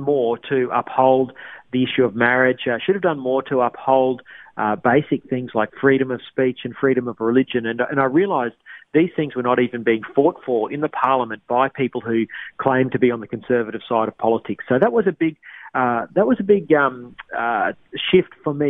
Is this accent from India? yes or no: no; Queensland, Australia; moved away; my home state of Queensland